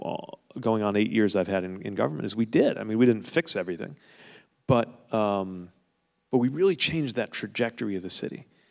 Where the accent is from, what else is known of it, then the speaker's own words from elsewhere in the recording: South Bend, Indiana, United States; my hometown, the city of South Bend